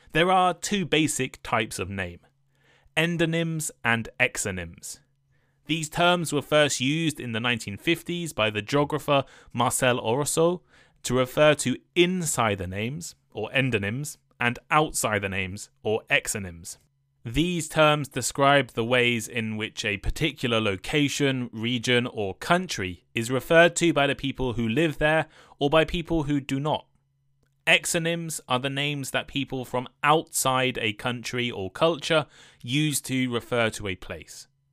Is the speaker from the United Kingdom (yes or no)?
yes; England, United Kingdom; moved away as an adult; also born or lived in Taiwan / Japan; I'm from the U K, people more specifically from England